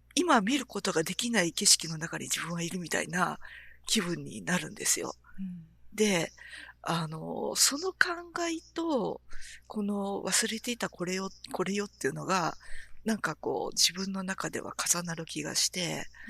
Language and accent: Japanese; Nara, Japan; 私は、あの、奈良に生まれたんですけれども